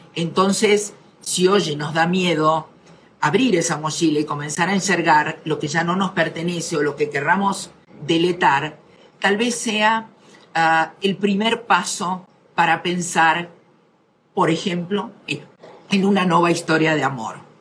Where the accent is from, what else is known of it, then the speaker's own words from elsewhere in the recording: Argentina; yo soy argentina